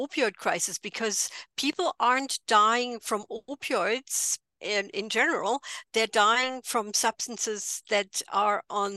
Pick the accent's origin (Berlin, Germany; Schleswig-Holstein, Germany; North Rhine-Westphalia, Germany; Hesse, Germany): Hesse, Germany; near Frankfurt; English is a second language; moved away as an adult; also born or lived in London, United Kingdom; now in Edmonton, Canada; I'm originally from Germany, as you might be able to tell by the accent. I grew up near Frankfurt, and I moved to Edmonton, Alberta